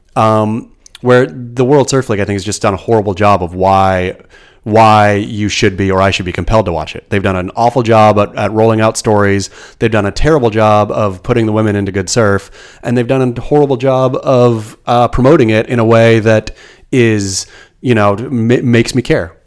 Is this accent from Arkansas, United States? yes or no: no; Oregon, United States; now in California, United States; growing up in Oregon